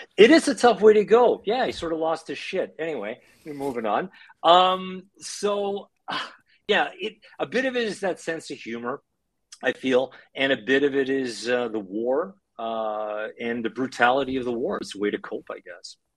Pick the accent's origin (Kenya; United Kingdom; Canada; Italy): Canada; moved away as an adult; now in Ukraine; growing up in Canada, to parents that came to Canada after World War II